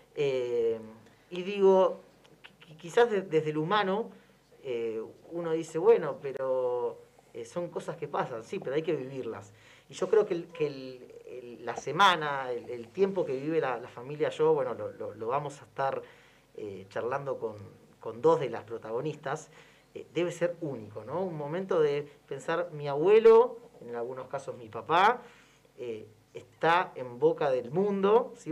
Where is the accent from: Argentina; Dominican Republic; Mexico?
Argentina; como argentinos